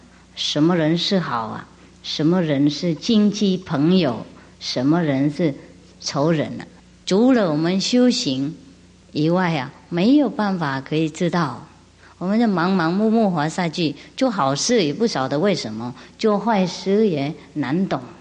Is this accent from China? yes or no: yes; China; 嗯啊，我们中国人也有很多很多故事啊，类似的